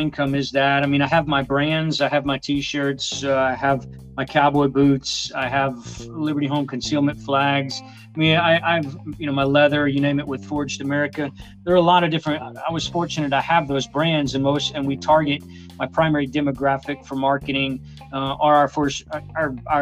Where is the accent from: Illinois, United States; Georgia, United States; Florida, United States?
Florida, United States; now in Nashville, United States; I'm originally from Florida. I'm now a Tennessee resident up here in Nashville